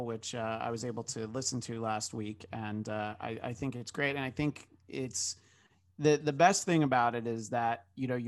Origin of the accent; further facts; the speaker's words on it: New York, United States; moved away as an adult; now in Los Angeles, United States; I grew up in New York and I've lived in Los Angeles for more than 15 years.